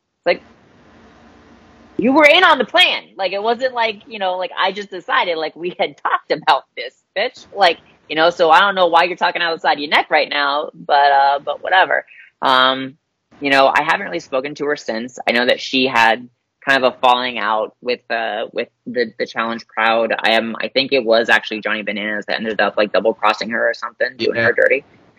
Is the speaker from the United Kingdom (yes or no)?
no; the South, United States; being an awkward queer kid growing up in the South